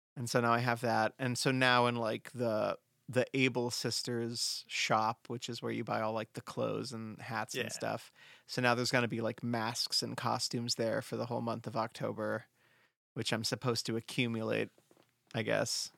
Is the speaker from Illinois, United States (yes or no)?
no; Southern California, United States; moved away; we did jack o' lanterns growing up in Southern California